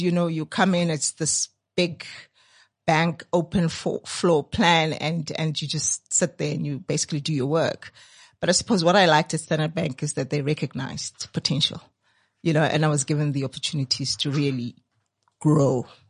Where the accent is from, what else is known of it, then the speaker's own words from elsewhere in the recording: Soweto, Gauteng, South Africa; I grew up there in Dipcliffe